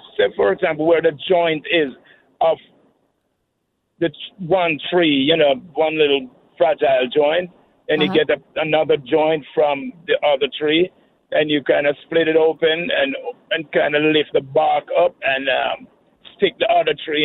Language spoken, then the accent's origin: English; Jamaica; moved away as an adult; now in Atlanta, United States; I'm from Jamaica. I've been here for 37 years. But back then in school, they kind of, you know, teach you how to do things like